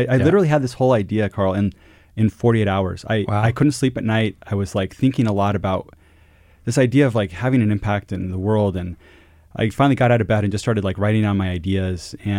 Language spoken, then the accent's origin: English; Quito, Pichincha, Ecuador; You know, growing up in Latin America, and it's always had special meaning to me. My school, the international school I went to as a kid, and living in Quito, Ecuador, was called Cotopaxi.